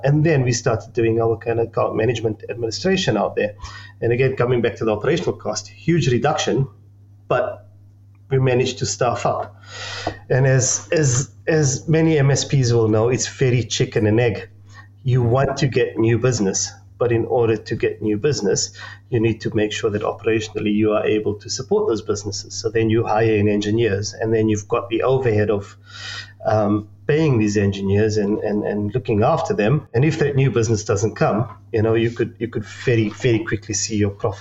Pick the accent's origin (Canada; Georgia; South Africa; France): South Africa; accent: South African; I'm South African, as you can tell by the accent